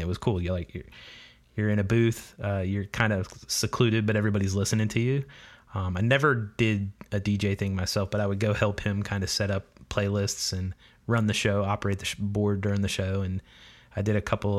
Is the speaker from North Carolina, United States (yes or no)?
yes; Charlotte, North Carolina, United States; now in Florida, United States; I grew up in Charlotte.